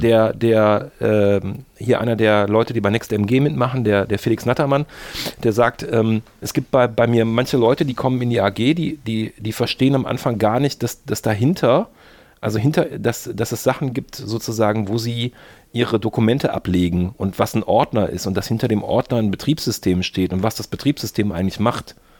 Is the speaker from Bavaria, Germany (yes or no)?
no; Mönchengladbach, North Rhine-Westphalia, Germany; moved away as an adult; also born or lived in Bonn; ich bin natürlich in Mönchengladbach geboren